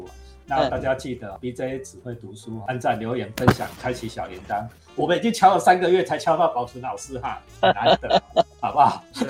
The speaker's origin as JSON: {"language": "Chinese", "country": "Taiwan", "said": "重新把我们台湾人看《西游记》的观点，"}